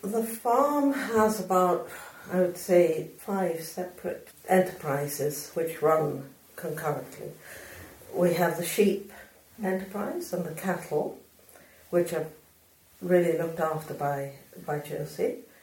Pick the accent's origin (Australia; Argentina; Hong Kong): Argentina; now in Scotland, United Kingdom; I was brought up in Argentina